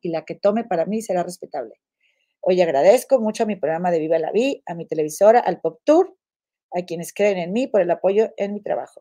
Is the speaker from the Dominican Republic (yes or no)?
no; Monterrey, Nuevo León, Mexico; soy de Monterrey